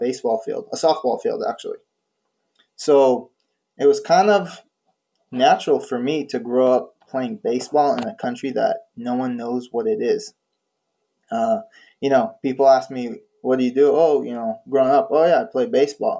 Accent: Israel; moved away as an adult; I grew up in Israel in a small kibbutz

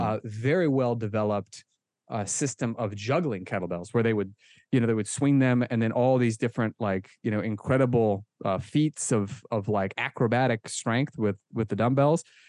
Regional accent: Omaha, Nebraska, United States; moved away as an adult; also born or lived in Israel; now in Pennsylvania, United States; I was born and raised in Omaha, Nebraska

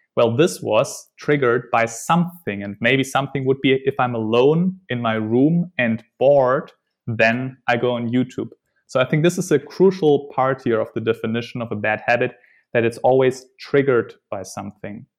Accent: Germany; moved away; also born or lived in Netherlands; I'm from Germany

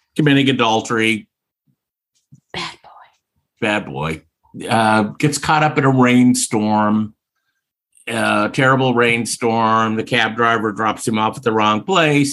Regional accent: Oklahoma, United States; my home state of Oklahoma.

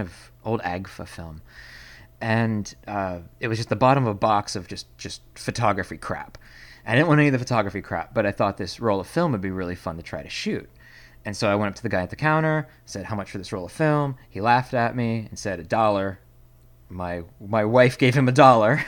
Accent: Pennsylvania, United States; now in Seattle, United States; originally from Pennsylvania, which is a state

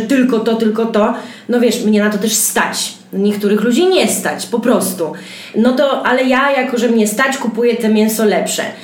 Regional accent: Białystok, Podlaskie Voivodeship, Poland; ja jestem z Stoku, mamy pod Stokiem działkę na naszym kochanym Podlasiu

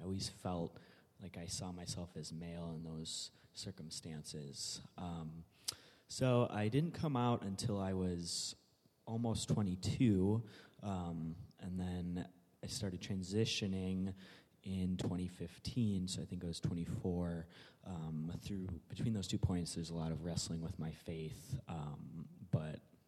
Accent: Tinley Park, Illinois, United States; I am originally from Tinley Park, Illinois, so like 45 minutes south

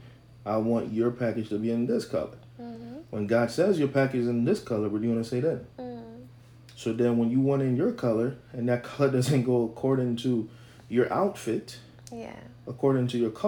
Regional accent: Haiti; I'm from Haiti.

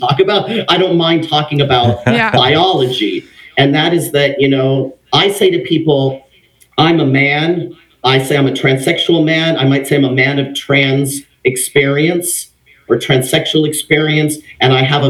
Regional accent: Los Angeles, California, United States; also born or lived in Redondo Beach; I grew up in Los Angeles, California, in a Mexican family

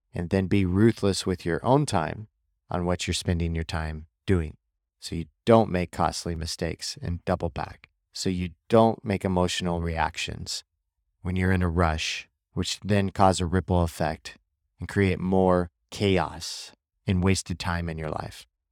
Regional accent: Missouri, United States; where I grew up in Missouri

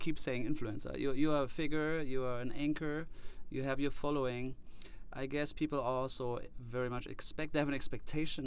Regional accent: Germany; English is a second language; also born or lived in Midwest, United States; now in United States; in my culture, I'm from Germany

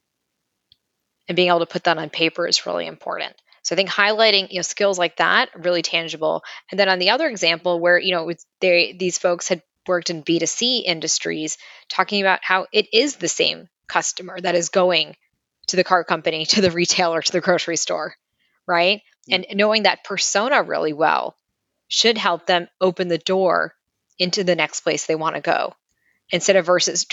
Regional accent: New York City, New York, United States; I grew up in Brighton Beach, a block a half away from Coney Island.

